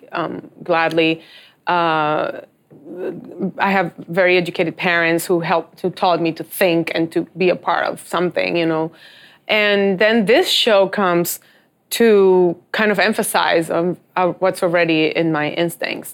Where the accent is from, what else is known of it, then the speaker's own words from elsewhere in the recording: Dominican Republic; I'm from Dominican Republic